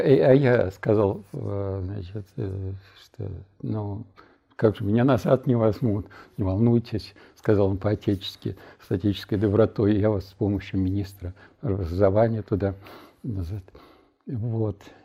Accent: Nizhny Novgorod, Nizhny Novgorod Oblast, Russia; moved away as an adult; also born or lived in Moscow / Chernogolovka; уехал в Горький к себе, то есть в родной город

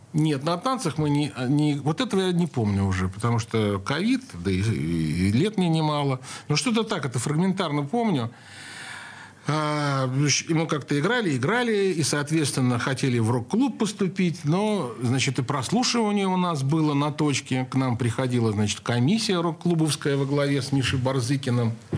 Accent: Saint Petersburg, Russia; Я родился в Ленинграде

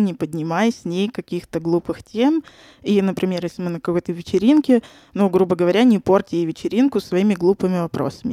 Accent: Saint Petersburg, Russia; moved away as an adult; now in Moscow, Russia; я родилась и выросла в Санкт-Петербурге, недавно переехала в Москву

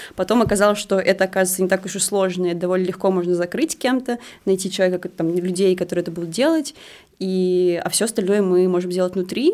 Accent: Moscow, Russia; мы просто москвичи

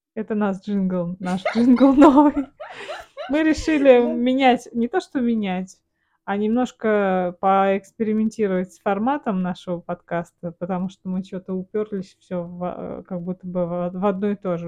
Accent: Samara, Samara Oblast, Russia; now in Moscow, Russia; Родом мы с Катей из Самары. Вот, Самара родной город

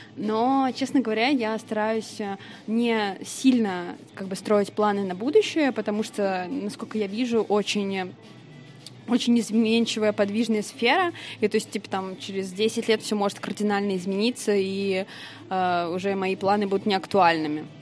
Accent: Vladimir, Vladimir Oblast, Russia; now in Saint Petersburg, Russia; я родилась как бы в Владимире

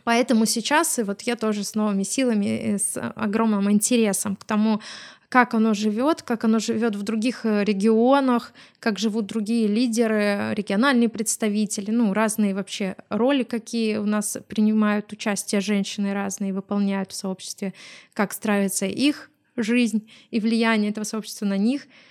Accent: Smolensk, Smolensk Oblast, Russia; мы сами из Смоленска

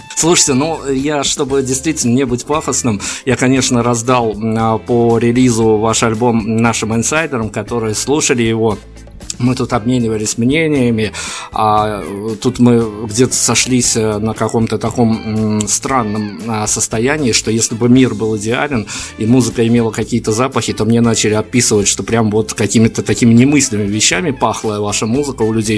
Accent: Belarus; я как белорус говорю это достаточно ответственно

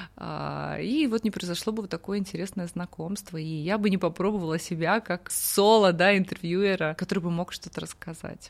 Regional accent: Kursk, Kursk Oblast, Russia; moved away; also born or lived in Mongolia; я простая девчонка из Курска

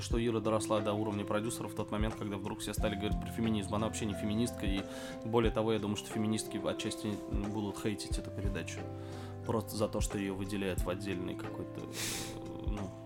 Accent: Oktyabrsky, Bashkortostan, Russia; я из Октябрьской, из Башкирии

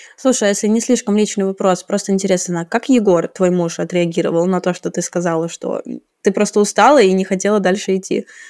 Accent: Saint Petersburg, Russia; now in Zurich, Switzerland; я из Петербурга, а сейчас живу в Цюрихе

